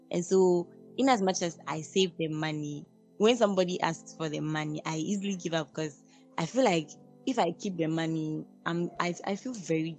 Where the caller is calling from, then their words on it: University of Ghana, Greater Accra, Ghana; I'm calling from University of Ghana.